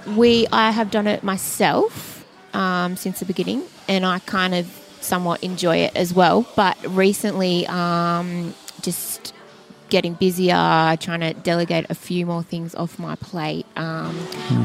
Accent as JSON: {"language": "English", "town": "Sydney", "region": "New South Wales", "country": "Australia", "moved": "as an adult", "lives_now": "Newcastle, Australia", "said": "I'm from Sydney"}